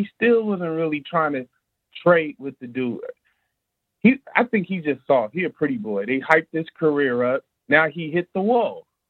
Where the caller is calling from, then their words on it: Long Beach, California, United States; I'm calling from Long Beach, California.